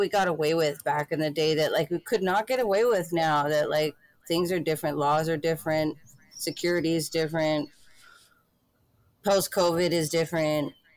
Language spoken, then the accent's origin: English; United States; I'm from the United States and I've never been out of the country.